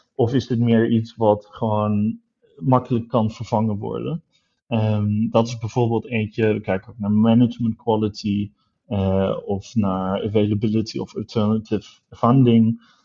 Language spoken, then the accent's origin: Dutch; Düsseldorf, North Rhine-Westphalia, Germany; moved away; ik, ben in Düsseldorf opgegroeid, dus ik kom uit het Roergebied, Noord-Rijn-Westfalen